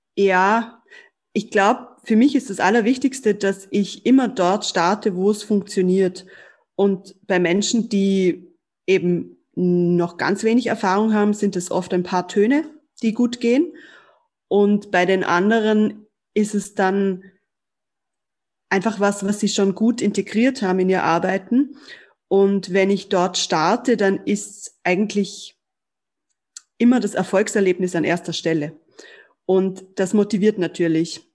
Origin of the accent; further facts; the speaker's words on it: Germany; ich bin in Deutschland aufgewachsen